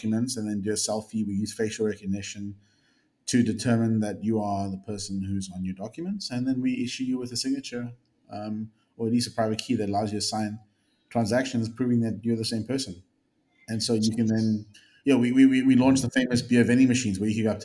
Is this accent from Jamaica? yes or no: no; South Africa; moved away as an adult; also born or lived in Bay Area, California; now in California, United States; I'm a South African born entrepreneur